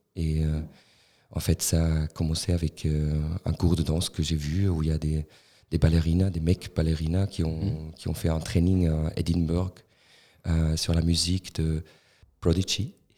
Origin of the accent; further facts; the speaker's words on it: Tafers, Fribourg, Switzerland; French is a second language; J'ai grandi à Tavel.